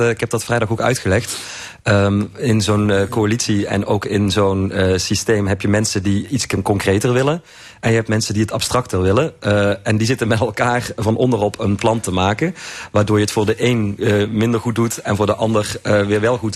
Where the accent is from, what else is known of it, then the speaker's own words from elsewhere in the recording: Limburg, Netherlands; ik als Limburger